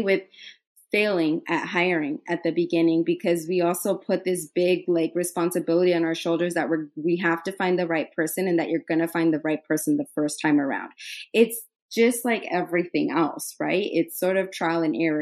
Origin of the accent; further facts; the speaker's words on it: Idaho, United States; moved away as an adult; also born or lived in New York; I'm from Idaho